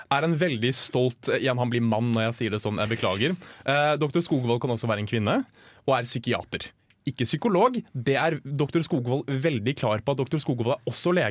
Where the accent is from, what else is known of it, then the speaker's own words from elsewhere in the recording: Oslo, Norway; Vi har en tannlege på Røa, som er der jeg kommer fra